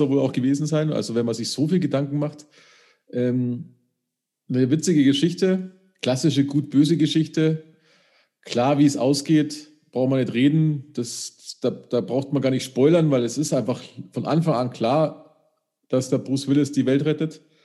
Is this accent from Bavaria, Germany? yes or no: yes; Upper Bavaria, Germany; da habe ich ja als Oberbayer